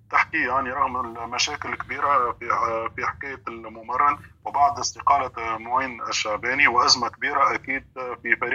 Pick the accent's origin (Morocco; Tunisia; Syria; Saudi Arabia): Tunisia; نفتخر به آه، كتونسيين نفتخر انه المنتخب المغربي تمكن